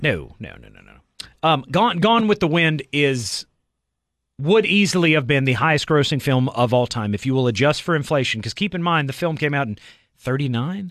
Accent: Southeast, United States; I grew up in the Southeast

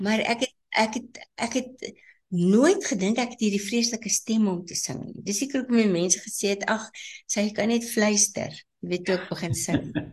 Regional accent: Nigel, Gauteng, South Africa; moved away as an adult; now in Johannesburg, South Africa; ek is gebore in Nigel.

